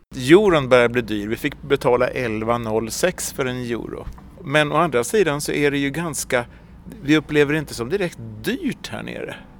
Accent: Sweden; vi som svenskar

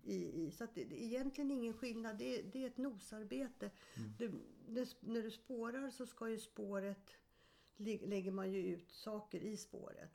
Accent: Stockholm, Stockholm County, Sweden; also born or lived in Sundsvall / Eskilstuna; jag är född i Sundsvall men flyttade till Stockholm när jag var sju år

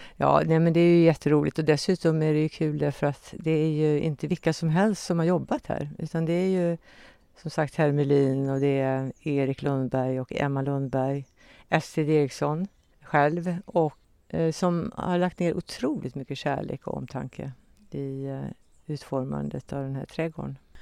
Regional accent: Kinnekulle, Västra Götaland, Sweden; jag är uppväxt på Kinnekulle

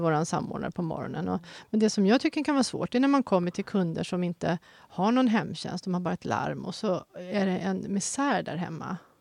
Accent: Tyresö, Stockholm County, Sweden; moved away as an adult; now in Haninge, Sweden; jag är mm. född och uppvuxen och bott i mina första 46 år här.

